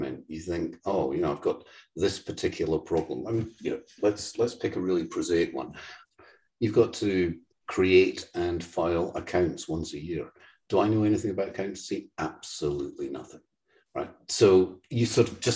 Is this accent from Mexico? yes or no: no; Cumbernauld, Scotland, United Kingdom; I grew up in Cumbernauld, literally the second shittiest town in the whole of the UK